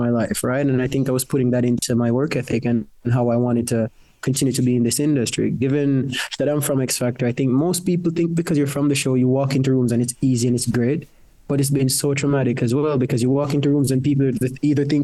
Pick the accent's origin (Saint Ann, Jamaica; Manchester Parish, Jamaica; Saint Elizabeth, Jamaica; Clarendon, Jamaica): Clarendon, Jamaica; moved away as an adult; now in United Kingdom; I grew up in Jamaica, in Clarendon, in a place where we went 20 minutes to the river to fetch our water